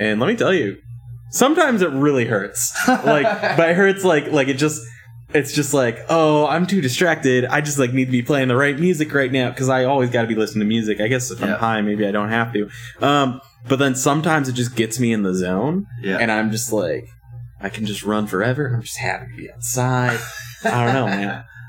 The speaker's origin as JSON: {"language": "English", "region": "Virginia", "country": "United States", "said": "I'm from Virginia, but we touch Maryland"}